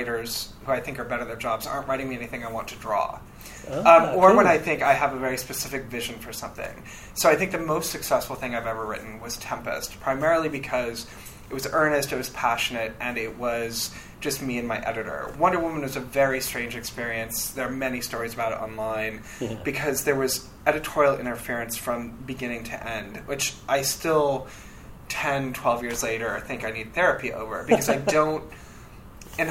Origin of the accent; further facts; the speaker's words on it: Los Angeles, California, United States; moved away as an adult; now in New York City, United States; I grew up in Los Angeles